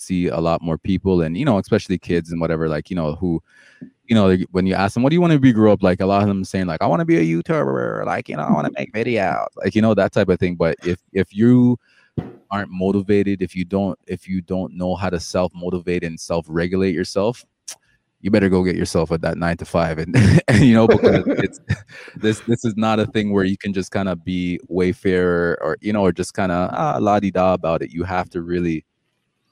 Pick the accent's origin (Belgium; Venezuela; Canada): Canada; Toronto, Ontario; also born or lived in Jamaica; I came here when I was young